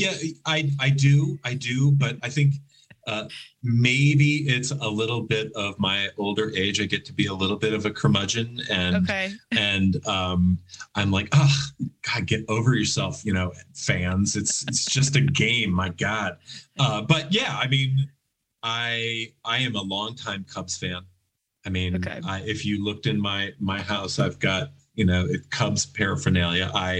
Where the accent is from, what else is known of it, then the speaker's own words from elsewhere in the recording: Chicago, Illinois, United States; But I thought I came from Chicago and I was like, you know, yeah, I eat sausage and all the pizzas and the all bears.